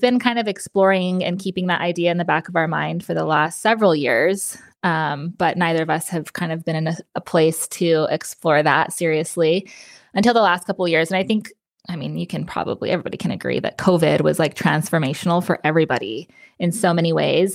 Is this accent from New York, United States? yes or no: no; New Mexico, United States; moved away as an adult; also born or lived in Las Cruces, New Mexico; now in Austin, United States; I moved to Austin, Texas from New Mexico. I was still living in my hometown, and I moved away.